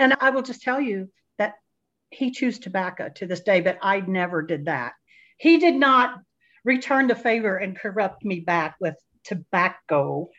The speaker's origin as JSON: {"language": "English", "town": "Kansas City", "country": "United States", "said": "I'm the newest one. I'm from Kansas City."}